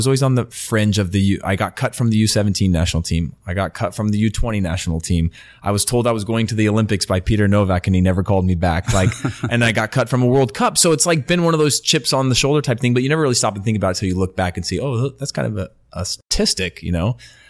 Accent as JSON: {"language": "English", "country": "Denmark", "second_language": "English", "said": "I'm coming from Denmark, where it's like, yeah, we actually trained quite a bit in Denmark."}